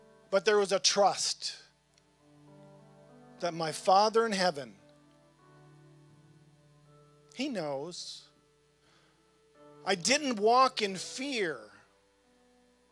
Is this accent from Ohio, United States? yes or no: no; North Dakota, United States; moved away as an adult; also born or lived in Virginia; now in Winchester, United States; I'm from North Dakota.